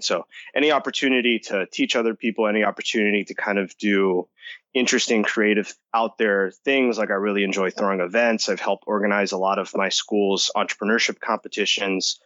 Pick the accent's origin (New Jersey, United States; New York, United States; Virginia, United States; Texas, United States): New Jersey, United States; also born or lived in Costa Rica / Massachusetts; I was born here, but I grew up in Costa Rica for a couple of years. Then I moved back to the States. I grew up in New Jersey.